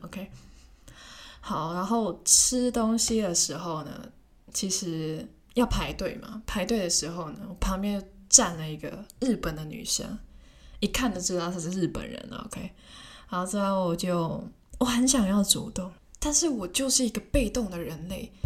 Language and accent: Chinese; Hong Kong; first language Cantonese; Chinese is a second language; moved away as an adult; 问一下我是从哪里来的，然后我又说香港